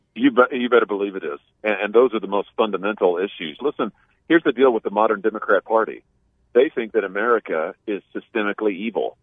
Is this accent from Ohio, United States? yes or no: no; Missouri, United States; my home state of Missouri